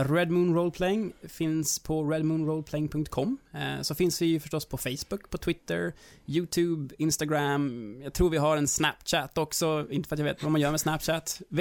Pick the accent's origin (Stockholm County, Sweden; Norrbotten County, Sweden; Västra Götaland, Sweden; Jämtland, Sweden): Norrbotten County, Sweden; Kalix; accent: Norrland; Jag vet inte. Det är ju, jag är från Kalix. Jag har fått ja. höra att jag inte har eh, kvar riktigt den här norr, norrländskan längre